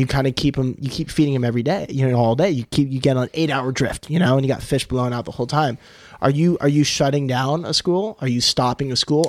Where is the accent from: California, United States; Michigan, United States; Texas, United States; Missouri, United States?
California, United States; I am a Californian who does not hate my state